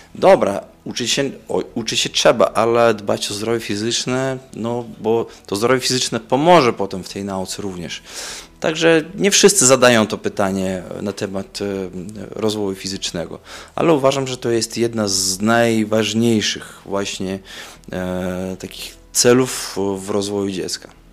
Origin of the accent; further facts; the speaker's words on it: Daugavpils, Latgale, Latvia; breaking bardzo popularny u nas w Daugavpils i chyba byłem w klasie piątej czy szóstej w szkole